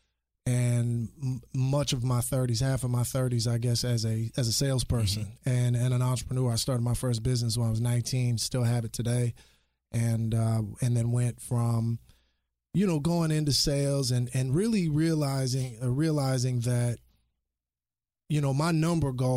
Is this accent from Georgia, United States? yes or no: no; Austin, Texas, United States; we grew up in Austin